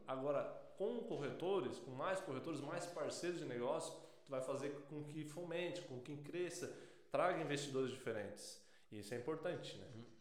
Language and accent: Portuguese; Balneário Gaivota, Santa Catarina, Brazil; eu sou natural de Bonaire Gaivota